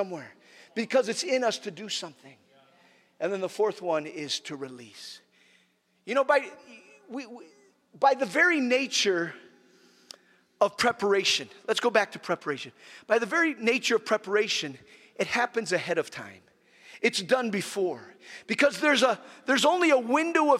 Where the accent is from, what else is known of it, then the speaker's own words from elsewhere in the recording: Nigeria; when I was growing up in Nigeria, I was just a child